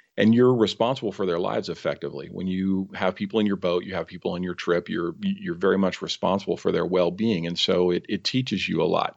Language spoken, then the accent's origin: English; San Francisco Bay Area, California, United States; also born or lived in Mount Rainier National Park, Washington; I grew up in the San Francisco Bay Area